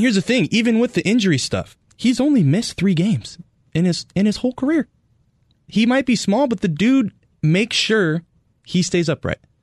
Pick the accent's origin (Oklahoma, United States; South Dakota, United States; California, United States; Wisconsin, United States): California, United States; Northern; now in Arizona, United States; I grew up in Northern California